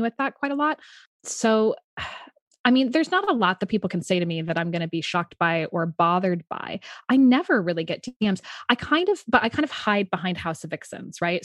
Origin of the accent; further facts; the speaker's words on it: San Francisco, California, United States; moved away; I'm originally from San Francisco, so obviously in an embracing sexuality place. Yeah. Um, and I was really lucky to be raised in a very bohemian, artistic household